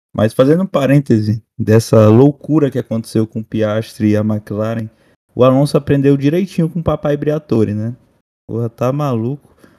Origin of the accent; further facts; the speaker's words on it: Brazil; A gente é brasileiro